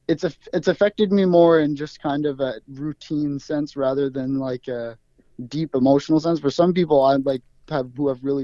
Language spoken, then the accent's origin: English; Alert Bay, British Columbia, Canada; there was a complete lack of supervision as a kid growing up in Alert Bay, basically.